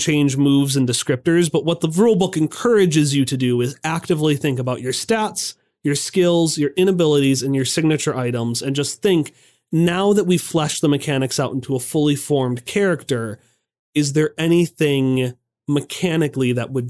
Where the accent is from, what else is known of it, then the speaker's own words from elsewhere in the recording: Hartford, Connecticut, United States; I'm from Hartford, and my want is to befriend all the little critters.